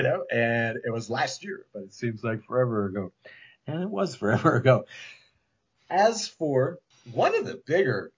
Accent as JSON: {"language": "English", "country": "United States", "said": "I'm an American"}